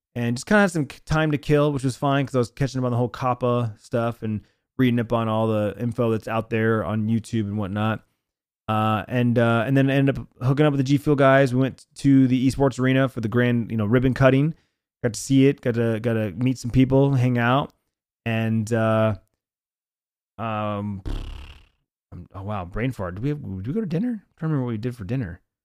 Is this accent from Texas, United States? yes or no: no; Arizona, United States; born or raised there